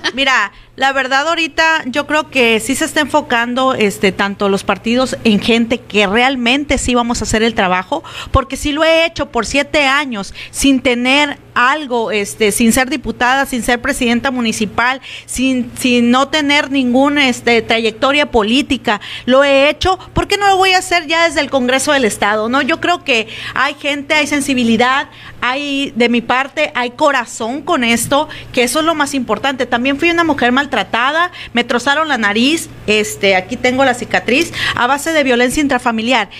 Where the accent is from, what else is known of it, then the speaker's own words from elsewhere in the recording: Álamos, Sonora, Mexico; en Álamos ni se diga, ¿no? Es mi pueblo